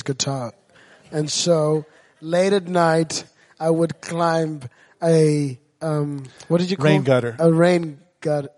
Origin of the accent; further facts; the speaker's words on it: Zimbabwe; moved away; I grew up in Zimbabwe, and I was at an orphanage